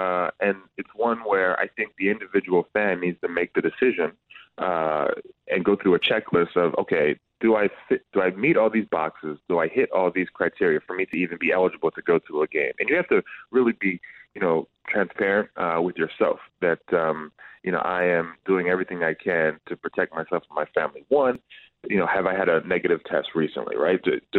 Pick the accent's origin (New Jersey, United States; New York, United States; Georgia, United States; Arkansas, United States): New Jersey, United States; I'm from Jersey, St. Joe's Metuchen.